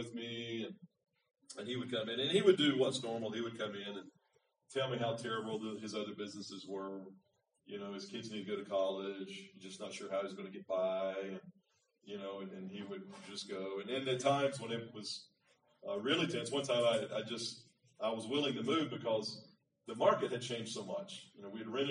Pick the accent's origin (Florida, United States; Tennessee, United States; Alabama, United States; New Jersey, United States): Florida, United States; moved away as an adult; also born or lived in Thailand; now in Philippines; I'm from Florida